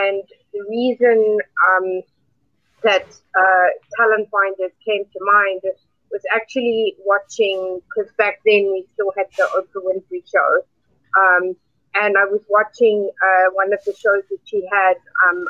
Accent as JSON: {"language": "English", "country": "South Africa", "tie": "born or raised there", "also_born_or_lived": "Cape Town", "said": "I grew up in South Africa, which you may or may not know. Grew up in a very diverse culture, in South Africa"}